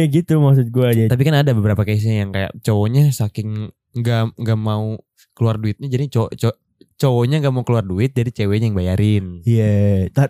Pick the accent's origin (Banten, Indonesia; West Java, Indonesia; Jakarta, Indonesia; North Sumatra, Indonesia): Jakarta, Indonesia; East Jakarta; Jadi kalau Jaksel itu yang gue tahu nih sebagai pandangan gue anak Jaktim abis nih eh pacarannya tuh biasanya ya selain candlelight dinner tuh kayak ke coffee shop.